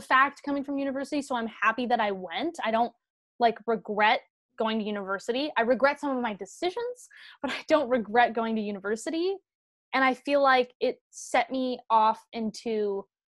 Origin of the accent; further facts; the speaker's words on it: Canada; moved away as an adult; now in Los Angeles, United States; we're Canadian, but we all have like family green cards